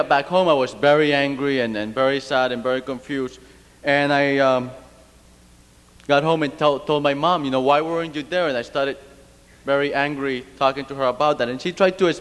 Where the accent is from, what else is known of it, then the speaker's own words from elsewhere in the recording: Cuba; now in United States; I grew up in Cuba under a communist regimen.